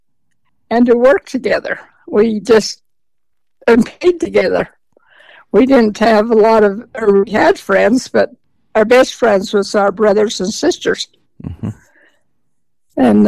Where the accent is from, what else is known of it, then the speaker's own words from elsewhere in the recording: Teton City, Idaho, United States; I grew up in Teton City, Idaho.